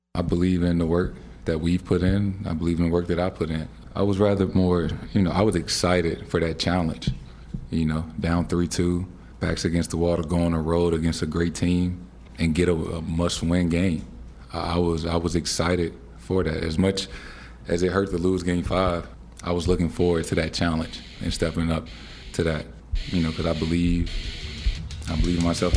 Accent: San Francisco, California, United States; growing up in San Francisco

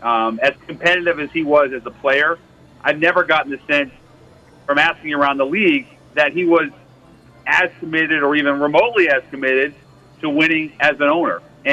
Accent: Seattle, Washington, United States; my hometown of Seattle.

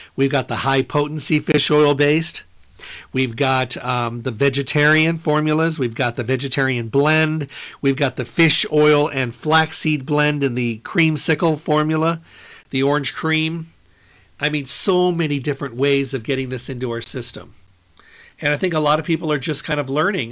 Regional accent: Midwest, United States; I'm from the Midwest

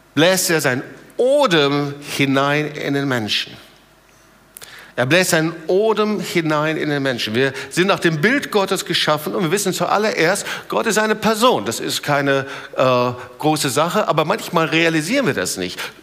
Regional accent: Germany; bei uns in Deutschland

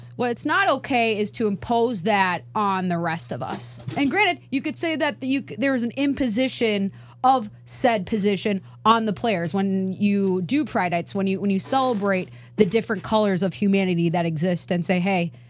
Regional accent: Minnesota, United States; as someone who has grown up in the hockey community, I'm from Minnesota.

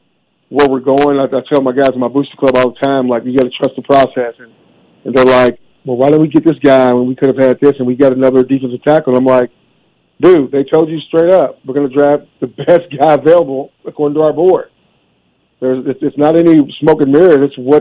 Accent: Louisville, Kentucky, United States; I'm from Louisville, Kentucky.

